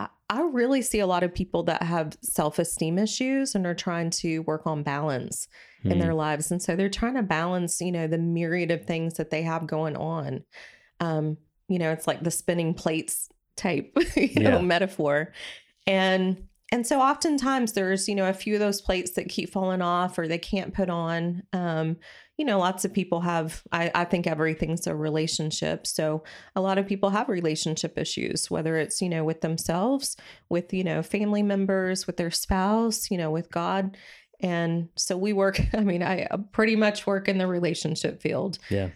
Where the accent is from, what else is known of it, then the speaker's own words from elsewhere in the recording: Dallas, Texas, United States; accent: Texas; I'm from Dallas, Texas.